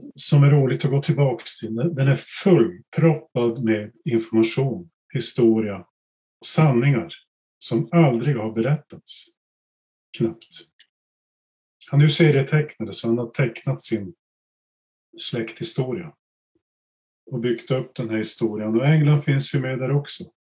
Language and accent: Swedish; Norrbotten County, Sweden; Vi var ett gäng från Norrbotten